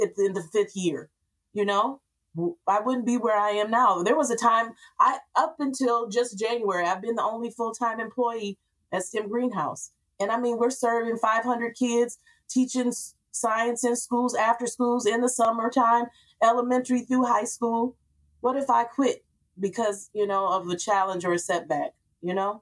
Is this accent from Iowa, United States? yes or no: no; Grand Rapids, Michigan, United States; moved away; I came back to Grand Rapids. I'm from Grand Rapids